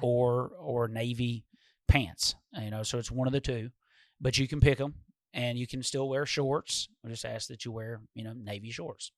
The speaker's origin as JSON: {"language": "English", "town": "Walter Hill", "region": "Tennessee", "country": "United States", "tie": "born or raised there", "said": "we grew up in Walter Hill"}